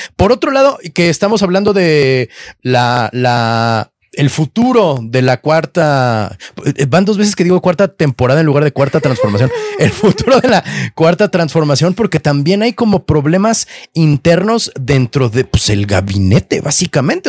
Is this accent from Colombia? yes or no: no; Mexico City, Mexico; para nosotros, como chilangos